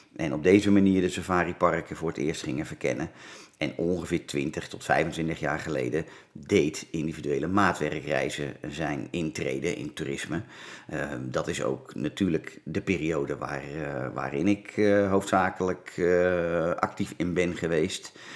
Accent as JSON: {"language": "Dutch", "town": "Laren", "region": "North Holland", "country": "Netherlands", "tie": "born or raised there", "said": "Ik ben geboren in het Gooi, in het mooie dorpje Laren, Noord-Holland. Dus een Gooisjochie"}